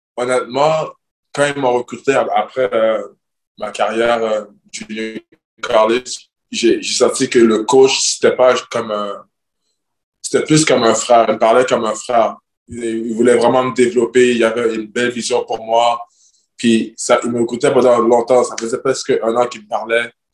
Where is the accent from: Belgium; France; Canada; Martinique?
Canada; Montreal, Quebec; moved away as an adult; now in Greece; c'est ma ville, c'est ma culture, je viens de Montréal